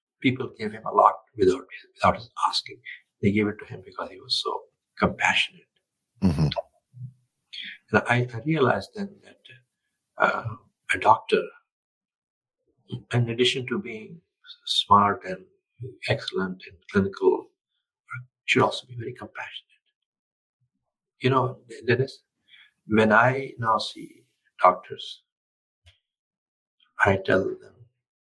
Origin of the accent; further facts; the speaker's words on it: India; moved away; I'm from India originally. And I remain in touch with India, and I care a lot for my country